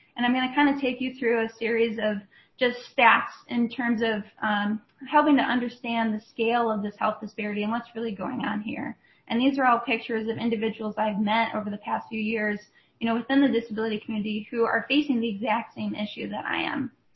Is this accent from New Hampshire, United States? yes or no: no; Rochester, Minnesota, United States; I grew up just outside of uh, Rochester, Minnesota